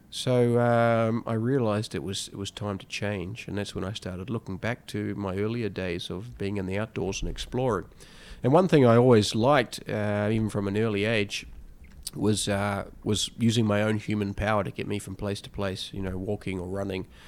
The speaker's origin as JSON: {"language": "English", "country": "New Zealand", "tie": "born or raised there", "said": "I grew up in New Zealand, um, and I, I came from a very basic background."}